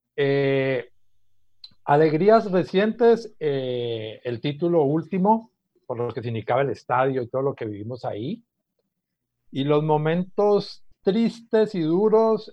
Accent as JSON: {"language": "Spanish", "area": "CIAT", "region": "Valle del Cauca", "country": "Colombia", "tie": "born or raised there", "said": "nací en el campo, en lo que ahora es el CIAT, Centro Internacional de Agricultura Tropical"}